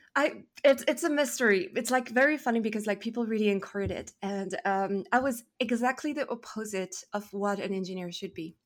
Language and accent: English; Paris, Île-de-France, France; English is a second language; moved away as an adult; now in Toronto, Canada; from France. I'm from Paris